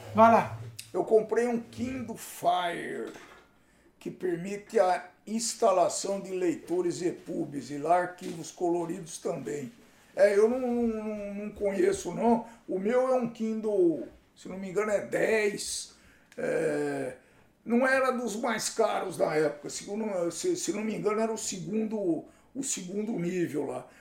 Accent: Campinas, São Paulo, Brazil; Eu sou de Campinas

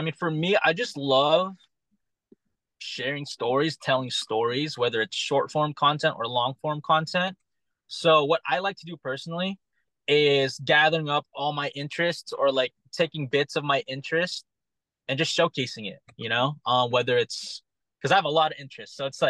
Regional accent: Philippines; I feel like growing up, I watched a lot of Manny Pacquiao because one, I'm Filipino and he's just a crazy boxer.

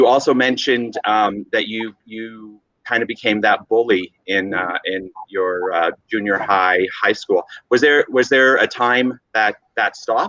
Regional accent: Ontario, Canada; also born or lived in Mexico; I was born in Mexico, and I immigrated to Canada when I was 3. And so my family, my extended family, my cousins and such, because I grew up in Ontario, was raised there, they often saw me as an English person

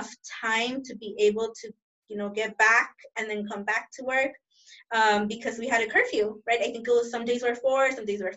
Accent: Los Angeles, California, United States; throughout my childhood and teenhood living here in South

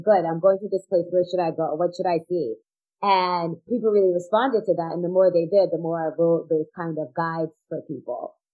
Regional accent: outside of New York, United States; moved away; also born or lived in Florida; we grew up outside of New York

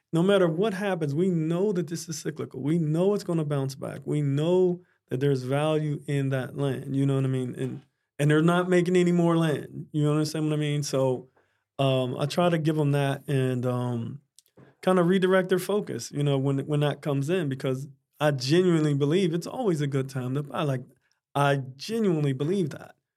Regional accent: Pittsburgh, Pennsylvania, United States; also born or lived in Dallas, Texas; now in Florida, United States; I'm originally from Pittsburgh, Pennsylvania.

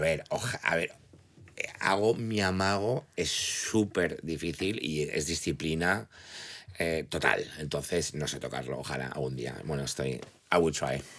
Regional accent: Valencian Community, Spain; also born or lived in United States / England; siendo valencianos

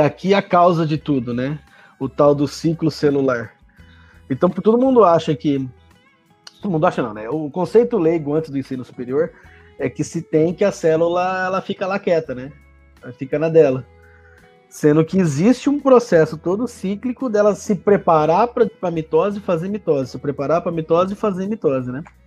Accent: interior of São Paulo, Brazil; moved away; also born or lived in Lagarto, Sergipe; minha terra, hein? Interior de São Paulo

